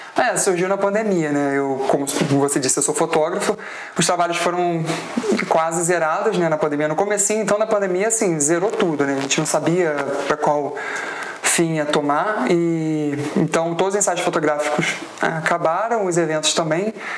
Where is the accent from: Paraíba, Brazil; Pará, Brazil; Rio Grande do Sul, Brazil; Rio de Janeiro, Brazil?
Rio de Janeiro, Brazil; Araruama; Mas eu sou de Araruama